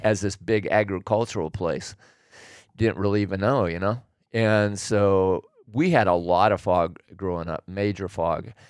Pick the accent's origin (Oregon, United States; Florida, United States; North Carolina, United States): Oregon, United States; Willamette Valley; moved away as an adult; now in California, United States; I was born and raised in Oregon. And, uh, so I grew up in the Willamette Valley